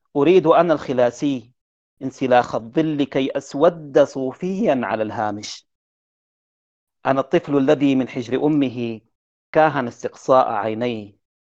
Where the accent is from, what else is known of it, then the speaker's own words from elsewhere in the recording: Sudan; احنا عندنا في السودان